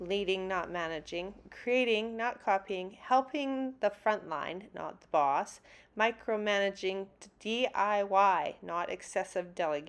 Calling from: Calgary, Alberta, Canada; Coming to you from Calgary, Alberta, Canada.

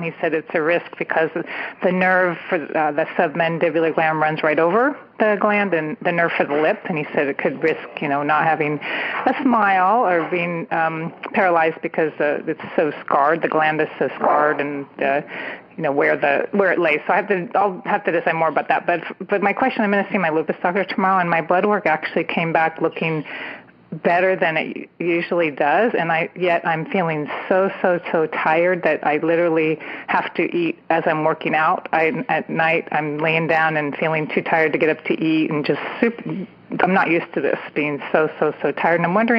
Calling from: San Francisco Bay Area, California, United States; I'm calling from the San Francisco Bay Area.

